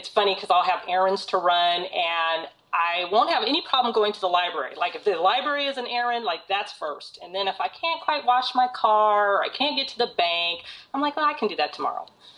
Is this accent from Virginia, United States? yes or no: no; Long Beach, California, United States; also born or lived in Seattle; Long Beach has been kind of an interesting city for me because I was born in Seattle and then we came here when I was six and I lived here until I was 11.